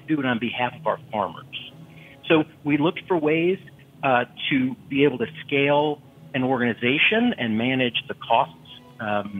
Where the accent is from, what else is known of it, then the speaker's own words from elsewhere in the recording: Austin, Texas, United States; my hometown here in Austin, Texas